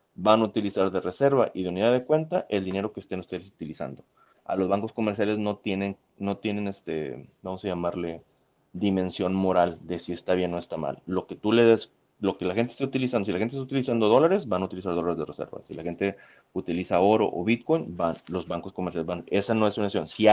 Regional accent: Monterrey, Nuevo León, Mexico; moved away; yo vengo de Monterrey, donde crecí, en México

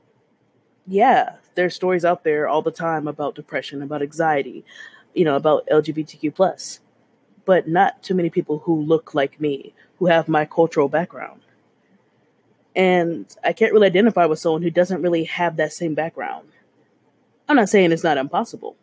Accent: Texas, United States; I'm a Texan in my late 20s

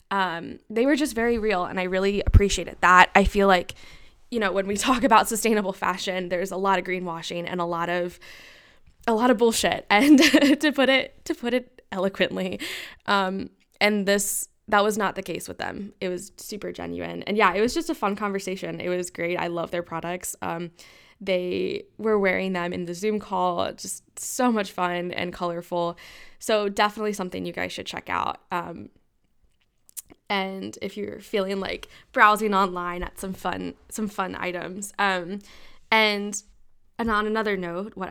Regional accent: United States; accent: American; I know I have an American accent and I cannot roll my R's.

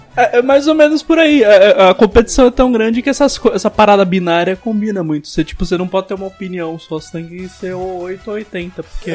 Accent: Brazil; sou brasileiro

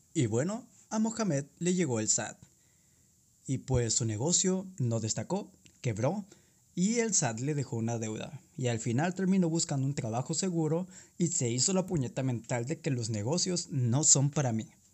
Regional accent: southern Tamaulipas, Mexico; un emprendedor de 19 años de la zona sur de Tamaulipas

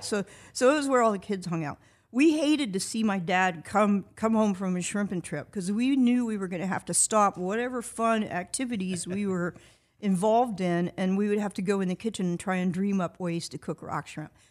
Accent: Titusville, Florida, United States; I grew up on the Indian River Lagoon.

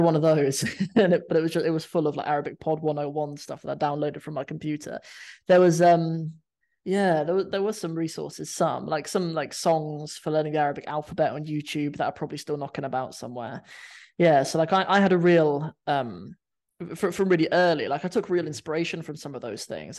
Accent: Cornwall, South West England, United Kingdom; moved away as an adult; also born or lived in London; I grew up in Cornwall

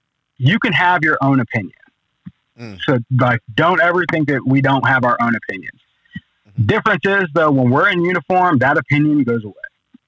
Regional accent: Okinawa, Japan; also born or lived in Germany; I was born in Germany, And from Germany, we moved to Japan, Okinawa

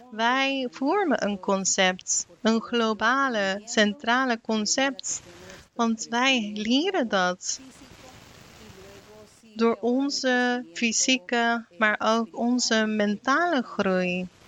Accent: Ecuador; Ik kom uit Ecuador. En ik hoop op een dag dat wij daar ook een regering zullen hebben

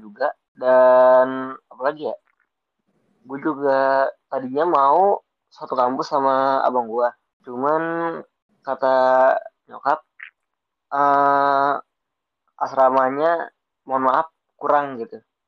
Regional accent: Bekasi, West Java, Indonesia; gue asal Bekasi, lebih tepatnya di Jatuh Itu perbatasan Bekasi sama Jakarta Timur

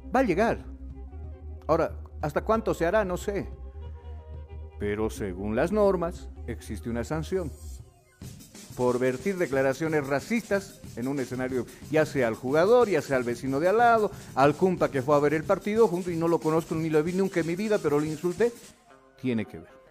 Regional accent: Bolivia

